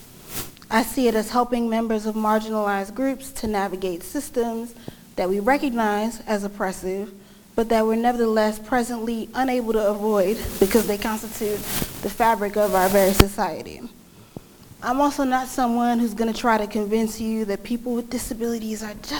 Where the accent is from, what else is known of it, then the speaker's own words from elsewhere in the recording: New York City, New York, United States; I'm a native New Yorker